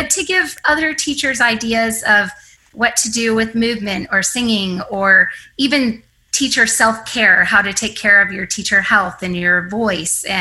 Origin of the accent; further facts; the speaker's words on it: Michigan, United States; moved away as an adult; also born or lived in Tennessee; now in Dallas, United States; I grew up in Michigan